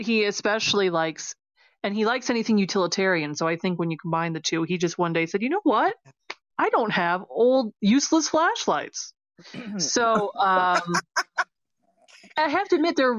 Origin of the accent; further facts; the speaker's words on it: United States; as an American, we'd like to have, you know, our American hubris